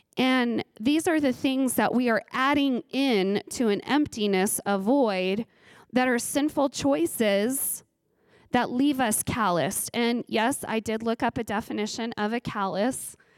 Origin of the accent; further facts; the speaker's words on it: Ridgecrest, California, United States; I grew up in Ridgecrest, California